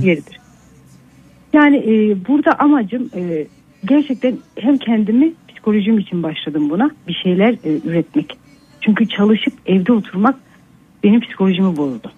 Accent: Kayseri, Kayseri Province, Turkey; also born or lived in Nevşehir; Kayseri'de yaşıyorum ben e, yani hep burada yaşadım.

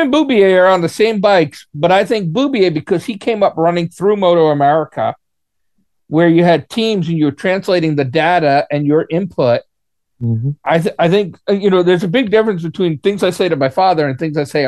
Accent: United States; I'm an American

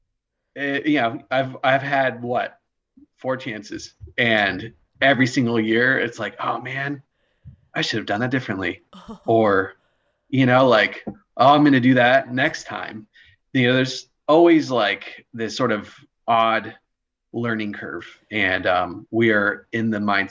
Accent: Roseville, California, United States; also born or lived in Pennsylvania; I grew up in Roseville, near Sacramento, home of the Auto Mall

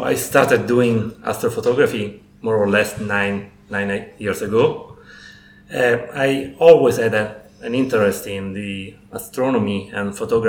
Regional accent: Sicily, Italy; I'm from Italy, Sicily. And by the way, I'm a chemical engineer

